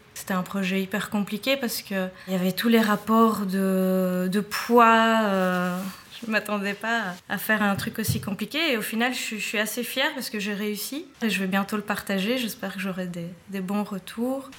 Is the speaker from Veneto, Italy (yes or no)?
no; Naples, Campania, Italy; now in Belgium; je viens de Naples